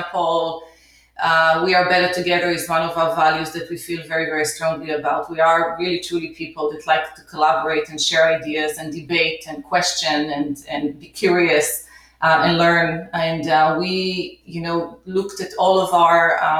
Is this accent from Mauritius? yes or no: no; Israel; moved away as an adult; also born or lived in New York City, United States; now in United States; So I grew up in Israel, came to the U.S. in 1992